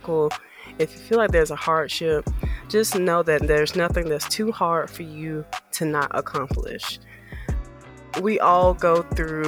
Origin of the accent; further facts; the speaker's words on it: the South, United States; also born or lived in Birmingham; I am from the South.